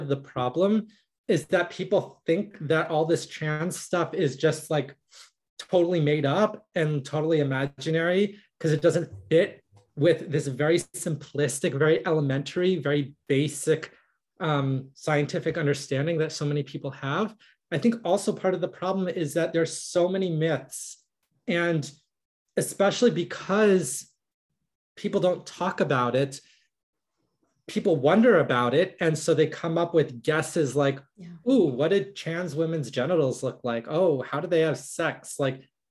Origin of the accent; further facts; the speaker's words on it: United States; I'm a trans woman, I'm a Jewish woman, I'm an American woman